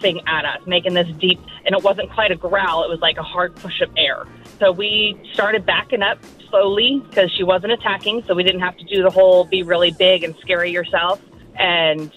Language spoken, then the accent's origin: English; Alaska, United States; I grew up in Alaska